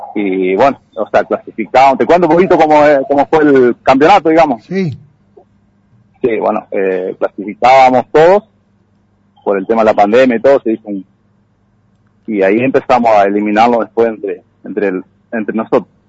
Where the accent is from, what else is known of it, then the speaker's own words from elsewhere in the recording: La Criolla, Santa Fe, Argentina; acá la Criolla. Nacido acá